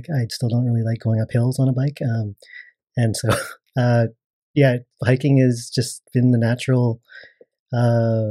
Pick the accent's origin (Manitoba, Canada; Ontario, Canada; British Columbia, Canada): British Columbia, Canada; Burnaby; also born or lived in Coquitlam; I grew up in Burnaby, Burnaby and a little bit of Coquitlam